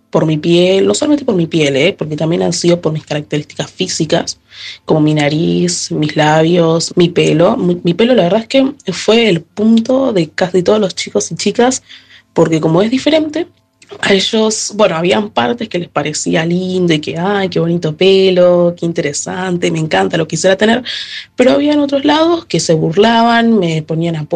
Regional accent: Argentina; also born or lived in Haiti; tengo 14 años, nací en Haití pero vivo en Argentina hace 13 años.

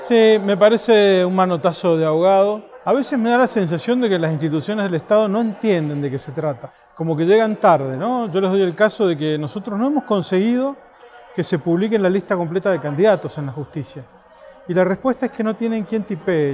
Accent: Mendoza, Argentina; yo soy de Mendoza, una provincia donde se habla solo de la vitivinicultura

